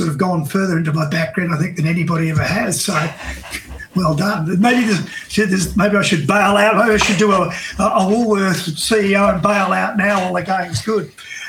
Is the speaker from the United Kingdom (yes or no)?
no; Tasmania, Australia; also born or lived in Canberra; And I was born in Canberra. But they ended up settling, would you believe it, in Tasmania. So that's what I did my high school years.